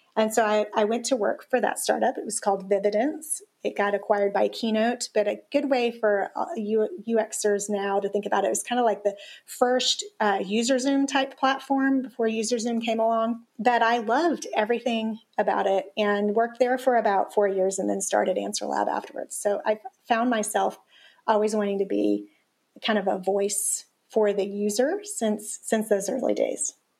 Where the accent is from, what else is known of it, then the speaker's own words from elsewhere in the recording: Tennessee, United States; I grew up in the South